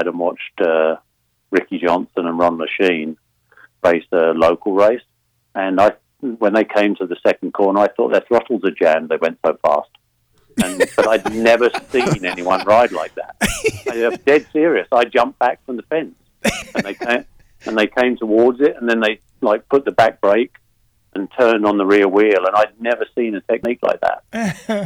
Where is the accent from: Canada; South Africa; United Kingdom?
United Kingdom